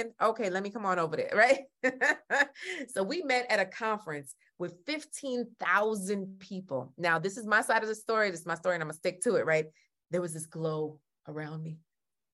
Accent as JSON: {"language": "English", "country": "Jamaica", "said": "I'm Jamaican"}